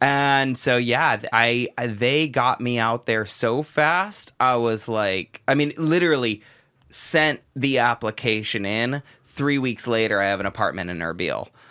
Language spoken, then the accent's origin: English; Southern California, United States; first language English; moved away as an adult; in my early life, the outside world, outside of, you know, Southern California was this really, really frightening place.